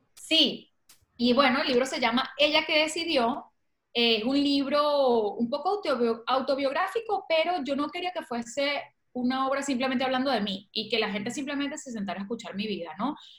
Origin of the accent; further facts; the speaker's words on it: Valencia, Carabobo, Venezuela; moved away as an adult; now in Barcelona, Spain; soy venezolana, valenciana y bueno, de corazón guara, pero soy, nací en Valencia, Venezuela y estoy en Barcelona desde hace seis años aproximadamente.